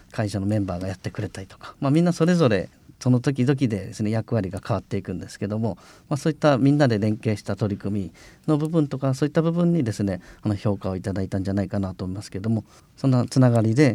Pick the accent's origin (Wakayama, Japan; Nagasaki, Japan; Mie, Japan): Nagasaki, Japan; Higashisonogi; born or raised there